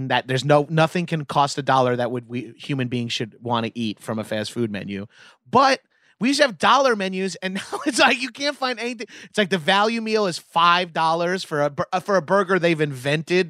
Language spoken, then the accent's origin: English; Long Island, New York, United States; I'm from Long Island